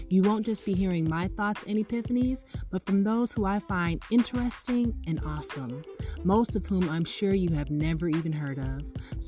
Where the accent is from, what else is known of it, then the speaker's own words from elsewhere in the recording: Los Angeles, California, United States; I am a Black author, educator, and speaker born and raised in Los Angeles.